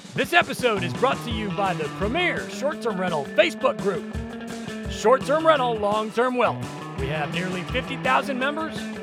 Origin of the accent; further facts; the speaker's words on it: Nebraska, United States; I come from Nebraska. Um, we're just bro, Midwestern boys